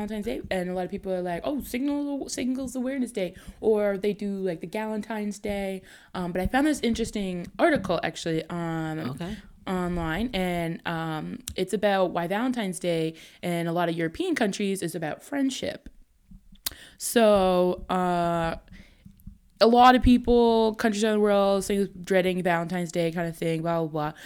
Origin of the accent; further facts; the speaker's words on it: Hamilton, Ontario, Canada; I'm from Hamilton.